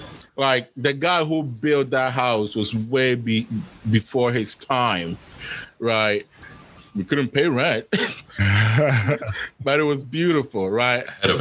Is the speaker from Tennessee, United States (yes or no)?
no; El Paso, Texas, United States; But anyway, so growing up in El Paso, so my experience was, I knew that part of the reason why I didn't have many friends